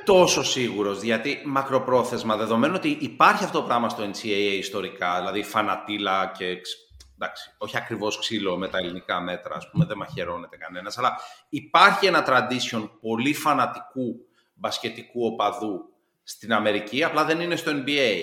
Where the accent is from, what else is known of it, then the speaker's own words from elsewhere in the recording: Greece; ως Έλληνας ε, πολίτης